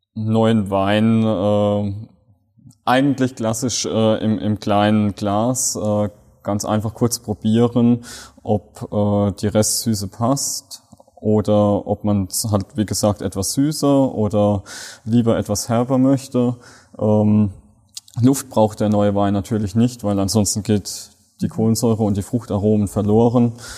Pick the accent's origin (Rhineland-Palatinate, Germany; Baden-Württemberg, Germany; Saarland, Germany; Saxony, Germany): Rhineland-Palatinate, Germany; von uns Pfälzern